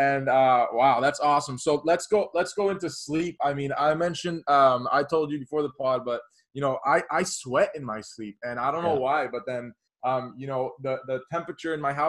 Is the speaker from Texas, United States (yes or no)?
no; Miami, Florida, United States; growing up in Miami, Florida